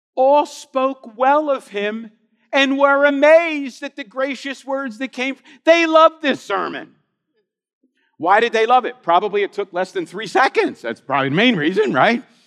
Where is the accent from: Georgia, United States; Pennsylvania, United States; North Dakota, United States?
Pennsylvania, United States; Philadelphia; I grew up in Philadelphia